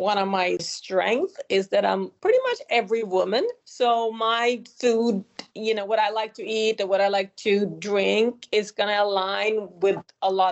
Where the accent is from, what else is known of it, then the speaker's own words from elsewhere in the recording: Sweden; moved away; I grew up in Sweden